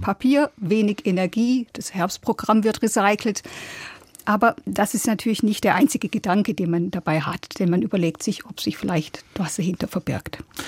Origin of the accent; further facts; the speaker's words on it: Germany; bei uns in Deutschland